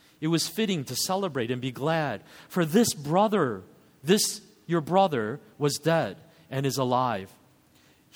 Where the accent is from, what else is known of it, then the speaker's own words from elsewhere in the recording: United States; as an American reader of this story